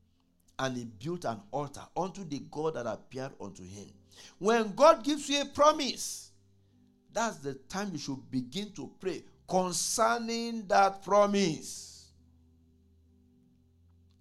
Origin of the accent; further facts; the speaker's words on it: Nigeria; moved away as an adult; when I was growing up in Nigeria